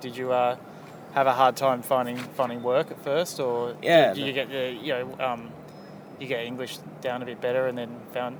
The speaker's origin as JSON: {"language": "English", "town": "Melbourne", "region": "Victoria", "country": "Australia", "said": "I'd say I was from Melbourne"}